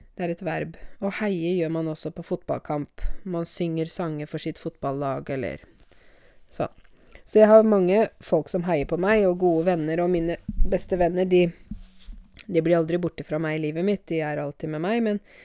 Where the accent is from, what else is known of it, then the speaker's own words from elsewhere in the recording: Norway; som nordmann selv